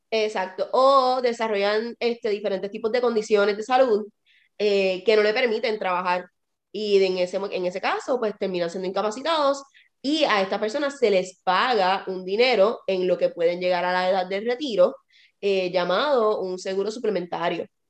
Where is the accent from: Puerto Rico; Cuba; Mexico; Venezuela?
Puerto Rico; now in United States; yo nací en Puerto Rico.